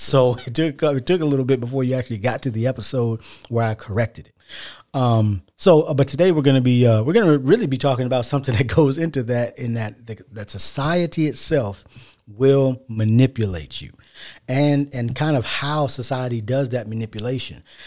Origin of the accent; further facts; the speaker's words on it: United States; we're African American